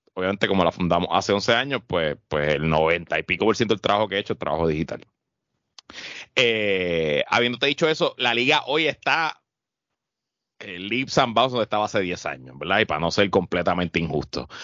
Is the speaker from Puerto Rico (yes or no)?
yes; Puerto Rico; yo soy el único puertorriqueño